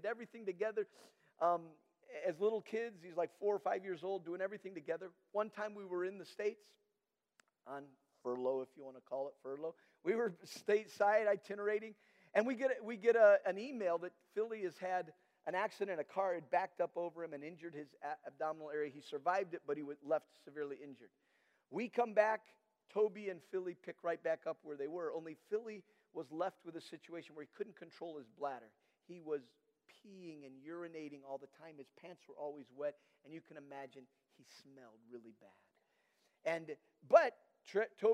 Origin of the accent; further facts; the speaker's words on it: Nigeria; moved away; I had grown up in Nigeria, and I met Danette at college